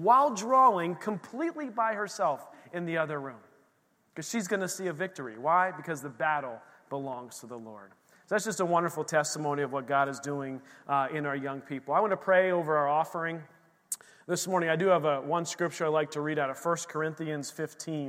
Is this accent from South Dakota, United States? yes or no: no; Bethlehem, Pennsylvania, United States; moved away; the church we grew up in the Lehigh Valley in Bethlehem, Pennsylvania